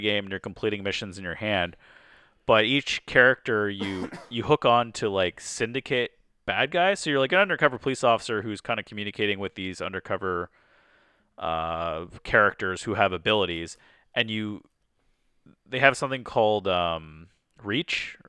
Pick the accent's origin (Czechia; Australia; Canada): Canada; I'm Canadian, but I'm, we're more, you know, we're in Detroit here